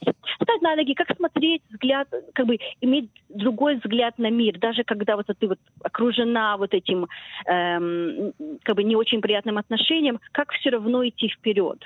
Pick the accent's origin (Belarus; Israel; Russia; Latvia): Israel; moved away as an adult; also born or lived in Chisinau, Moldova; now in Australia; Я жила в Израиле 10 лет, эм, училась в школе израильской